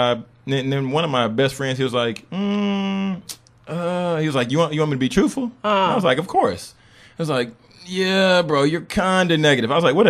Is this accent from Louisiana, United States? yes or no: yes; Baton Rouge, Louisiana, United States; I am originally from Baton Rouge, Louisiana.